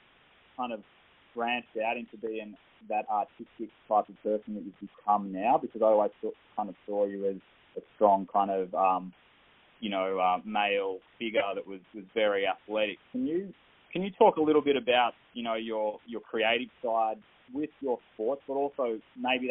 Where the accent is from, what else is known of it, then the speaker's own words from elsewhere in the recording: Northern Rivers, New South Wales, Australia; Jack May is a mate I grew up with in Northern Rivers. We went to high school together.